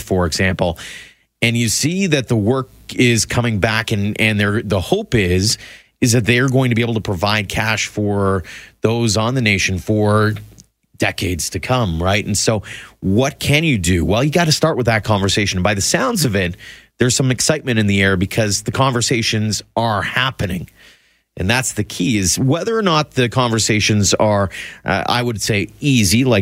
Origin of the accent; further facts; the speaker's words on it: Carmangay, Alberta, Canada; also born or lived in Claresholm, Alberta; now in Calgary, Canada; When I was a kid growing up in Carmengay